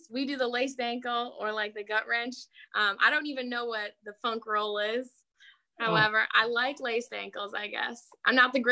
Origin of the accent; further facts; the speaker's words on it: East Coast, Canada; I'd have to say cod tongue because I'm from the East Coast, which is where the best seafood is.